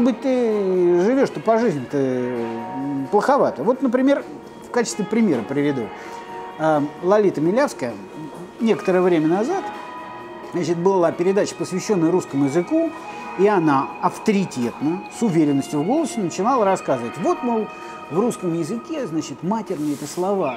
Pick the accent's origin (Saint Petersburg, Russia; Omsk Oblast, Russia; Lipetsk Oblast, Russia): Lipetsk Oblast, Russia; Lipetsk; Я коренной липчанин. Я там родился, я эту липецкую воду, пьюсь с детства